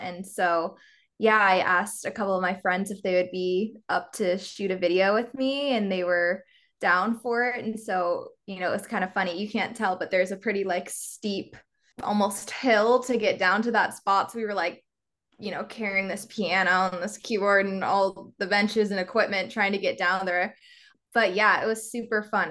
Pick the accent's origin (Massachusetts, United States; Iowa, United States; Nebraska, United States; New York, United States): Nebraska, United States; moved away as an adult; now in Los Angeles, United States; I'm from Nebraska, so kind of middle of the country, small, smaller town kind of vibes.